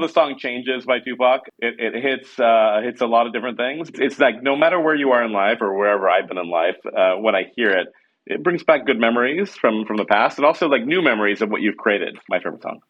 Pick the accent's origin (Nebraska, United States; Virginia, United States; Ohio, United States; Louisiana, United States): Nebraska, United States; Lincoln; also born or lived in New York; now in San Francisco, United States; we grew up in Nebraska